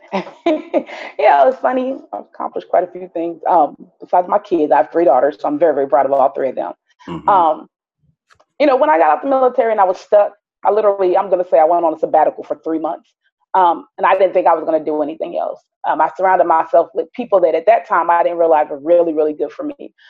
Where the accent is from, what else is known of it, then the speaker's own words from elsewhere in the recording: Philadelphia, Pennsylvania, United States; also born or lived in South Jersey / Wichita, Kansas; now in Georgia, United States; I was born in North Philadelphia